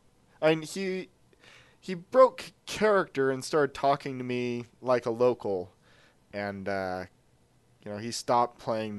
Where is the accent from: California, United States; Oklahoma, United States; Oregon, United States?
Oregon, United States; I am from Oregon, but I'm not good at fixing these wooden wheel things.